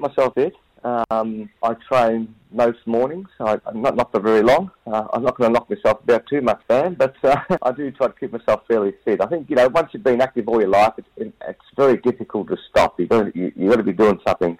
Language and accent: English; Glenroy, Victoria, Australia; I grew up in Glenroy